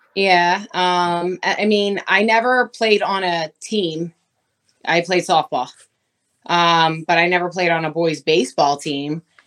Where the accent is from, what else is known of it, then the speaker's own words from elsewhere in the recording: Philadelphia, Pennsylvania, United States; I'm from Philly originally